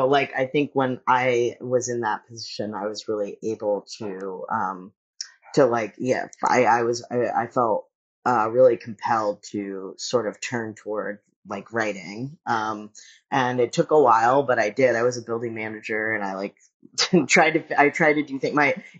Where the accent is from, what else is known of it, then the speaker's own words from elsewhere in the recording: Dallas, Texas, United States; also born or lived in Sacramento; growing up in Dallas and also growing up in Sacramento, which I had a really hard time when I was a kid in Sacramento.